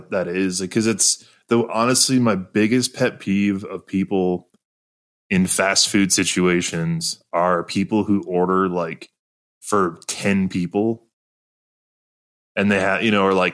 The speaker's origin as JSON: {"language": "English", "region": "central Wisconsin", "country": "United States", "tie": "born or raised there", "moved": "yes", "said": "my hometown in central Wisconsin"}